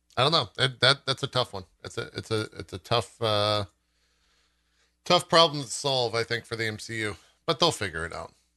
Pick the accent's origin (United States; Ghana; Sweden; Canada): United States; San Antonio, Texas; I grew up in San Antonio